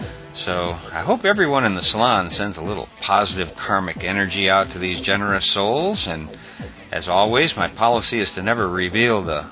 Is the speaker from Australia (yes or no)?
no; Topeka, Kansas, United States; Growing up in Topeka, Kansas, my Little League football coach was Picard's attorney.